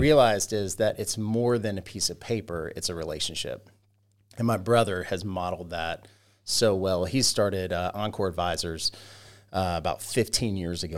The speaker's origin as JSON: {"language": "English", "town": "Roswell", "region": "Georgia", "country": "United States", "tie": "born or raised there", "also_born_or_lived": "Carrollton, Georgia / Sugar Hill, Georgia / Monroe, Georgia", "said": "I grew up in Roswell, Georgia"}